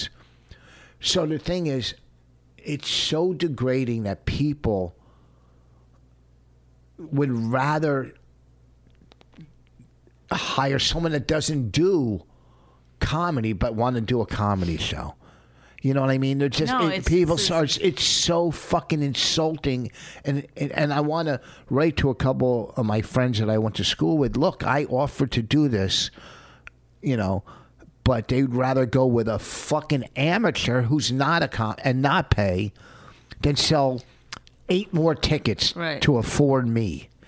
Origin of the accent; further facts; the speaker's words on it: Plainfield, New Jersey, United States; Something from my hometown, from Plainfield.